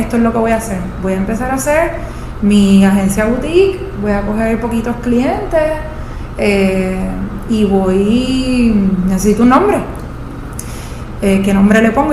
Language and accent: Spanish; Puerto Rico; yo me fui a estudiar fuera de Puerto Rico porque en ese momento no existía un programa local